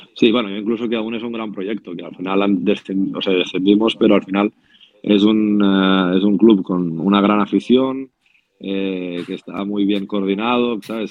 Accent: Spain; como español

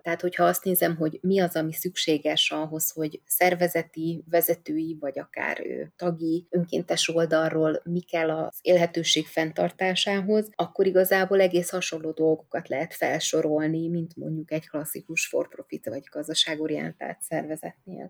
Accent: Budapest, Hungary; gyerekkoromban, ott Kispesten

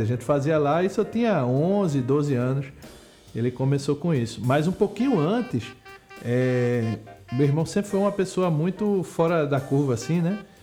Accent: Pernambuco, Brazil

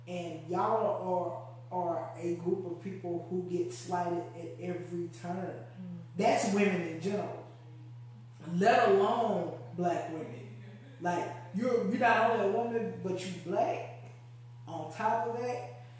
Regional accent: Baltimore, Maryland, United States; I'm from Baltimore. I'm from Maryland. I wear my lashes when I hoop.

